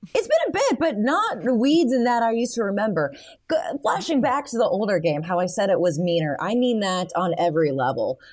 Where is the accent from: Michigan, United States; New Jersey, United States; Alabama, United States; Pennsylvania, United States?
Michigan, United States; I grew up in Michigan